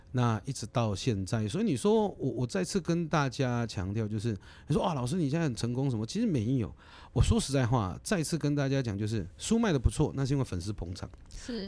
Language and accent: Chinese; Kaohsiung, Taiwan; moved away as an adult; 我是高雄人，我是左营高中毕业的